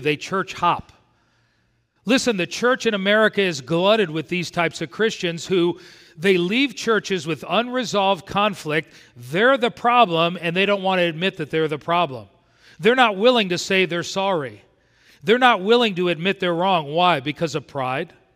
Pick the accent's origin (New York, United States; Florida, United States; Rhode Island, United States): Florida, United States; South; I grew up in South Florida